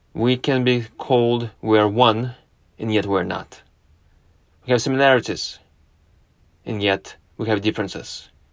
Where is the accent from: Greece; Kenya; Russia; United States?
Russia; not far from Moscow, Moscow Oblast; moved away; I was born in Russia. I spent my formative years in Russia, not far from Moscow